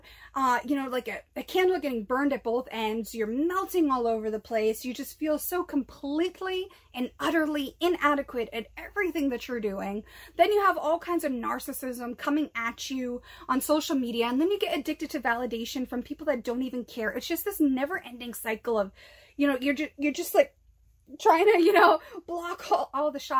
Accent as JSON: {"language": "English", "region": "Massachusetts", "country": "United States", "tie": "born or raised there", "said": "I grew up in Massachusetts"}